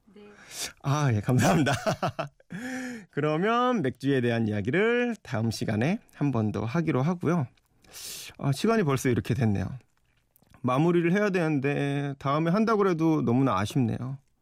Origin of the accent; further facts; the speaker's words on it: Yeoju, Gyeonggi Province, South Korea; moved away as an adult; also born or lived in Seoul / New York; 제 고향 경기도 여주에 계신 아버지